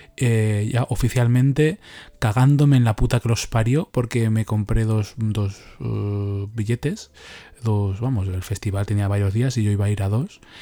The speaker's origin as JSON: {"language": "Spanish", "town": "Leganés", "region": "Community of Madrid", "country": "Spain", "tie": "born or raised there", "said": "yo fui también aquí a las fiestas de Leganés, y que es que es mi pueblo."}